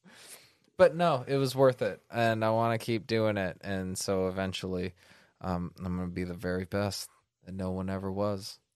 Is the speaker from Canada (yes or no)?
no; Northern California, United States; moved away; I'm from Northern California, so I'm fucking local enough.